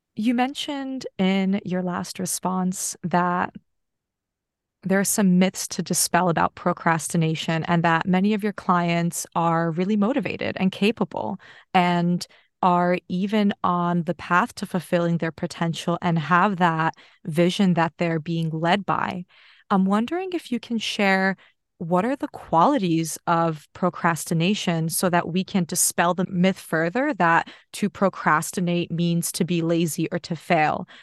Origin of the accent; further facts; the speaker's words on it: United States; now in Australia; I grew up in America